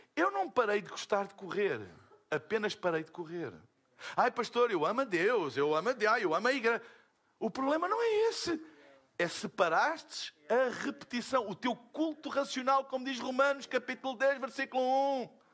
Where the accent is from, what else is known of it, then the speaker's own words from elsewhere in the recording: Portugal; eu sou de Portugal.